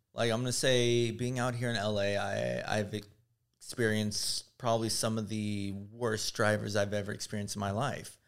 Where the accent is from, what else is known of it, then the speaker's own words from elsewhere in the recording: Houston, Texas, United States; now in Los Angeles, United States; growing up in Houston, Texas